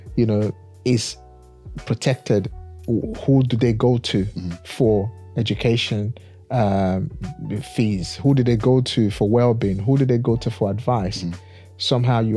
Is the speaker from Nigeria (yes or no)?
yes; Nigeria; I'm from Africa, born, bred in Nigeria